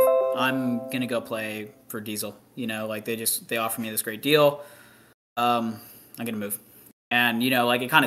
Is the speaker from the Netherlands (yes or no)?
no; Canada; now in Texas, United States; as a Canadian coming down here